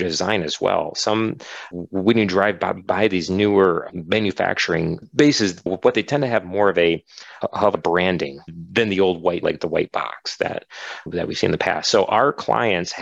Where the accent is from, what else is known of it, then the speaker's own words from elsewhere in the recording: Detroit, Michigan, United States; I grew up in the Metro Detroit like area